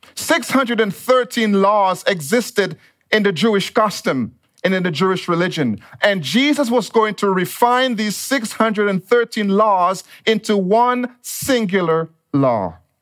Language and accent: English; Dominica; moved away as an adult; also born or lived in United States; now in Monrovia, United States; If you hear a little bit of an accent, it is because I was actually born and raised in the tropical island of Dominica